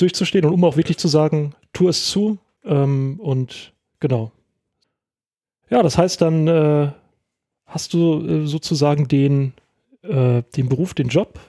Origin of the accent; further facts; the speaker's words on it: Rheingau, Hesse, Germany; also born or lived in Winkel; ich, äh, bin groß geworden in Österreich, ähm, dann habe ich auch Eskapaden gehabt, aber auch immer im Rheingau gewesen und wohne jetzt in Winkel.